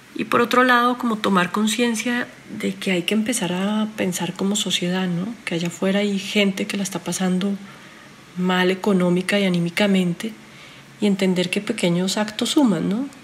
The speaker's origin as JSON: {"language": "Spanish", "country": "Colombia", "moved": "as an adult", "lives_now": "Guatemala", "said": "soy colombiana y llevo más de 13 años viviendo en Guatemala"}